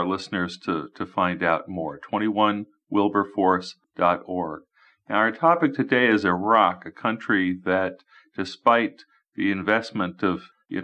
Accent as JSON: {"language": "English", "region": "New York", "country": "United States", "moved": "yes", "said": "I'm a New Yorker. That was my home that was hit"}